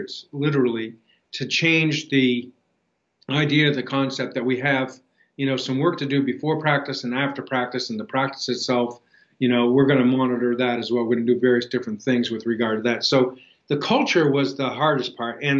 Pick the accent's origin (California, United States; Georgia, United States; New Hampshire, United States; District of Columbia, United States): New Hampshire, United States; moved away as an adult; also born or lived in Mississippi / Pittsburgh / Buffalo; I was originally from New Hampshire